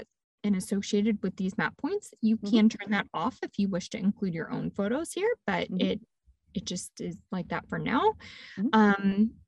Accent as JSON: {"language": "English", "region": "Texas", "country": "United States", "said": "Yes, I'm from Texas originally"}